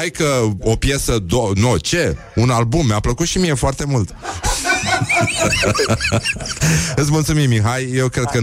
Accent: Greece; Nu îmi place nici muzica grecească, deși sunt grec, o urăsc, mă scoate din minți, m-a terminat aia că în copilărie.

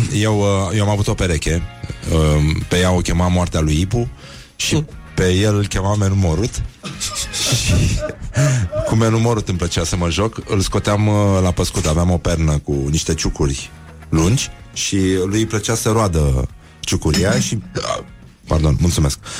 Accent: Romania; noi suntem români

